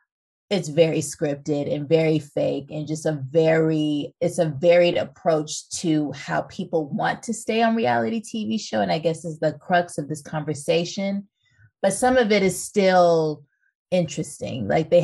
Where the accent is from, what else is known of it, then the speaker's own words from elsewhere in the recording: Los Angeles, California, United States; I'm from Los Angeles